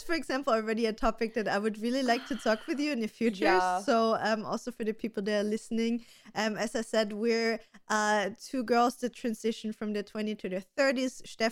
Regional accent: Austria; So for everybody that doesn't know me … I'm 31. I'm also from beautiful Austria.

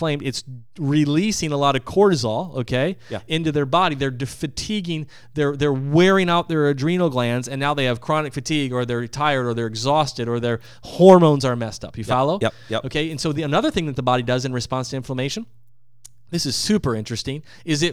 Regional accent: Midwest, United States; I'm from the Midwest

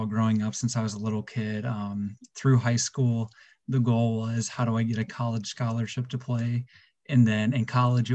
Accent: Midwest, United States; being a Midwest guy

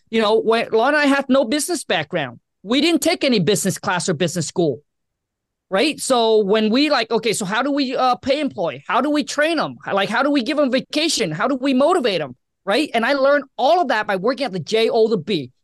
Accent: Vietnam; also born or lived in Washington State; now in Washington, United States; I was born and raised in Vietnam

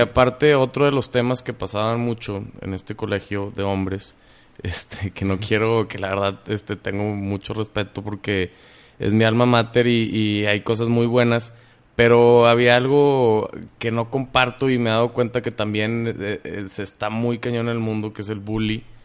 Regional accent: Mexico; somos los mexicanos

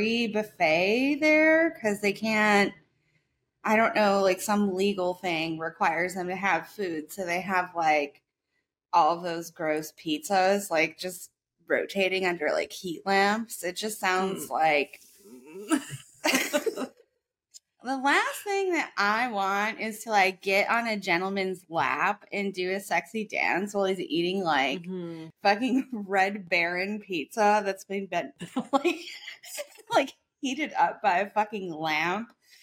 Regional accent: northwest suburbs of Chicago, Illinois, United States; moved away; the suburbs where we grew up on the northwest side of Chicago

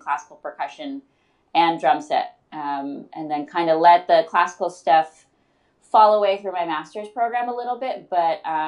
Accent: Detroit, Michigan, United States; I'm from Metro Detroit, Michigan. I grew up playing piano and taking ballet lessons, and then the public school music system is really strong, or was really strong, in Detroit

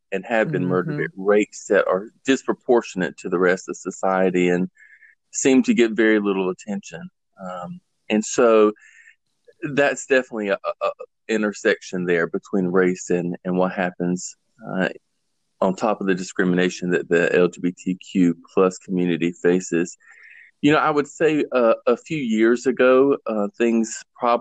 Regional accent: the South, United States; I was born and raised here in the South.

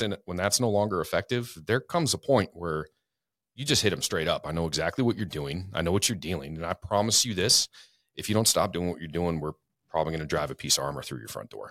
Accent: Spokane, Washington, United States; also born or lived in Florida; now in North Idaho, United States; I grew up in Spokane, lived a lotta different places

